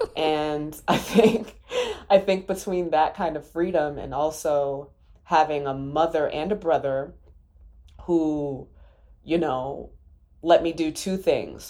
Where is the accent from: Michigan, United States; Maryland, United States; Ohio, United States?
Maryland, United States; I'm from Maryland